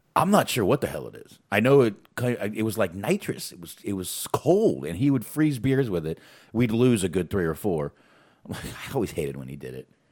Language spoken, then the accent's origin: English; Boston, Massachusetts, United States; moved away; I was born in Boston